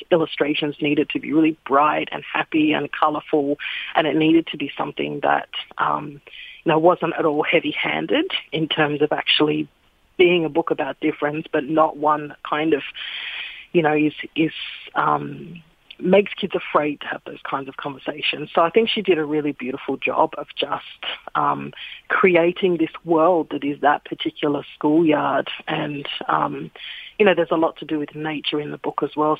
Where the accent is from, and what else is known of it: Sydney, New South Wales, Australia; born or raised there; now in Melbourne, Australia